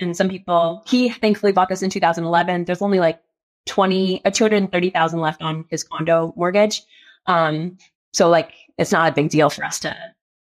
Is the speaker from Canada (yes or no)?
yes; Canada; also born or lived in California, United States; now in Denver, United States; I am from Canada